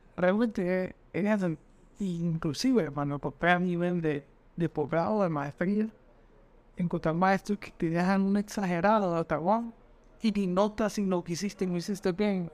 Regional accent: Honduras; como todo hondureño pedí puntos

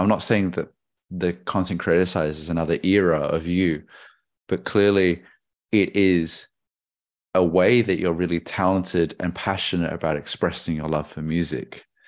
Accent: Australia; I'm a Chinese Australian

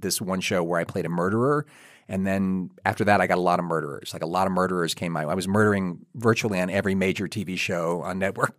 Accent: Kentucky, United States; I am from Kentucky

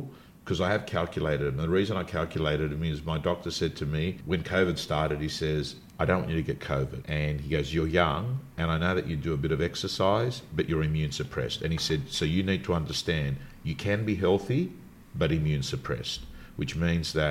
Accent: Sydney, New South Wales, Australia; I was brought up in the Canterbury Bankstown area, Belmore Lakemba to be specific, the suburbs that I was

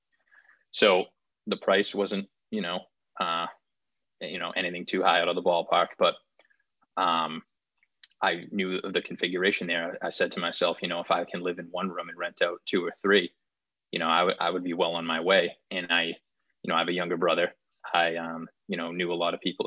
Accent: Wakefield, Massachusetts, United States; I grew up in Wakefield, Mass. So that was like 10 miles outside of the city of Boston

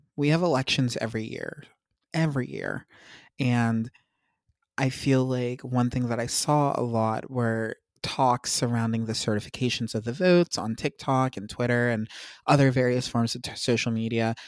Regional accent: United States

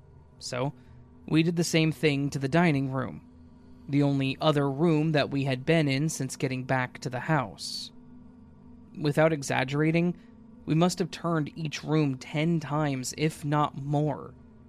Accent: England, United Kingdom; I'm English, and I live in an old Victorian terrace house.

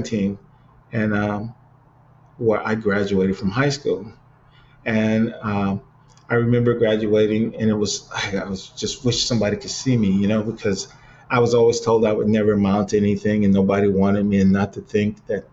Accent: Cleveland, Ohio, United States; moved away; back in Cleveland because, you know, it's my hometown

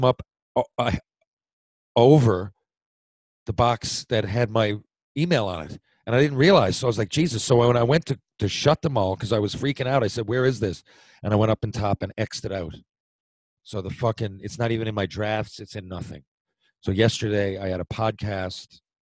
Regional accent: Mount Pearl, Newfoundland and Labrador, Canada; I grew up in Mount Pearl

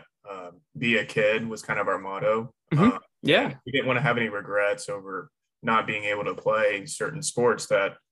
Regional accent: Houston, Texas, United States; So I am from Houston, Texas. Mm-hmm. I lived on a golf course for the first 8 years of my life

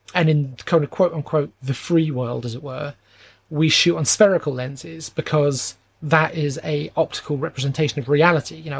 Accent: England, United Kingdom; I'm English

